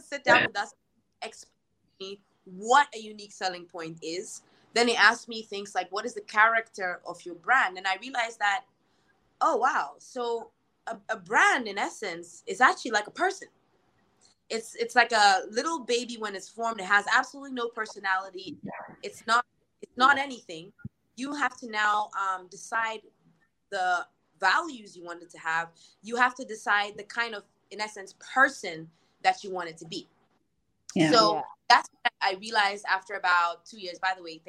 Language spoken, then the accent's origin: English; Ghana; when we come from Ghana